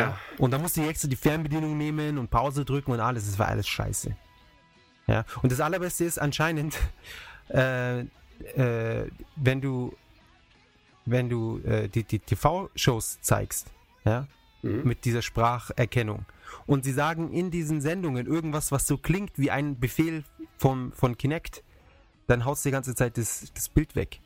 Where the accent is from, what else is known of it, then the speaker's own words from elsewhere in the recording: Munich, Bavaria, Germany; bei uns in München, in der Maximilianstraße